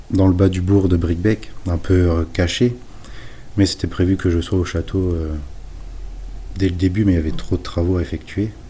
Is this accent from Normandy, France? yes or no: yes; Normandy, France; Donc je préférais m'installer euh, dans ma ville natale.